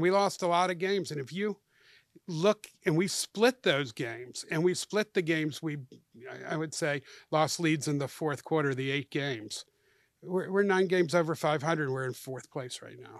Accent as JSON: {"language": "English", "town": "Atlanta", "region": "Georgia", "country": "United States", "tie": "born or raised there", "said": "my hometown where I'm a native"}